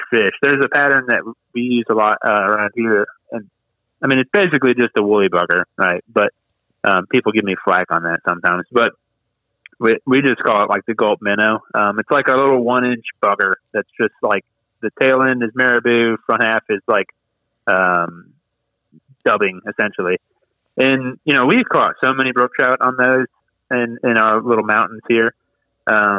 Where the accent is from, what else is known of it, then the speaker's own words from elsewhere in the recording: Waynesboro, Virginia, United States; I grew up in Waynesboro, and I had the South River in my backyard